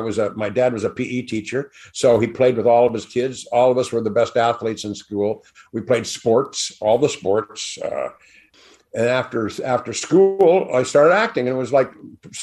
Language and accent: English; Balboa, California, United States; also born or lived in Hollywood / New York; we moved down to the beach, down in Balboa, where I grew up.